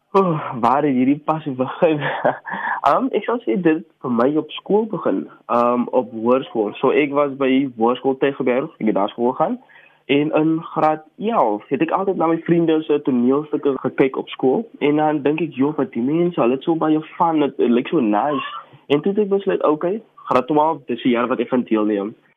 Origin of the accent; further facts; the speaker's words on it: Paarl, Western Cape, South Africa; ek is akteur, gebore en grootgeword in Parel